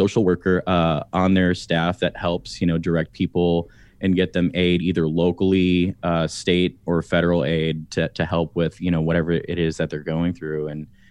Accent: Kansas City, Missouri, United States; There's one where I grew up in Kansas City called the Midwest Music Foundation

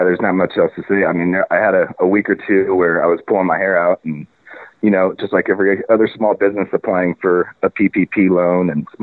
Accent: Indiana, United States; moved away as an adult; now in Portland, United States; I'm from Indiana and, I graduated from Indiana University in the audio program

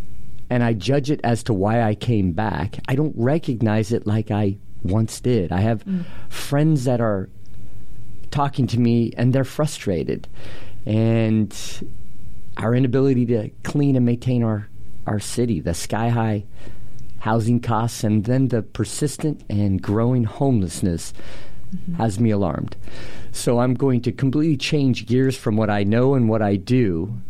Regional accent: Portland, Oregon, United States; I grew up in Portland. I was born here, okay. North Portland Strong. So I went to Roosevelt High School. My parents had five kids. We lived North Portland, a couple blocks away from the public housing projects there, two blocks away.

